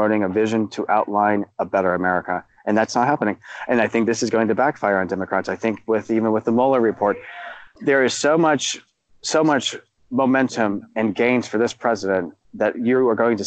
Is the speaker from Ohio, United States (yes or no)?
yes; Dayton, Ohio, United States; Dayton, my hometown